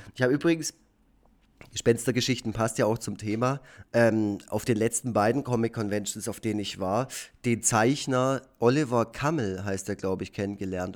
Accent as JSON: {"language": "German", "town": "Effringen", "region": "Baden-Württemberg", "country": "Germany", "tie": "born or raised there", "said": "auf dem Land in Effringen, wo ich aufgewachsen bin, im schönen Nordschwarzwald"}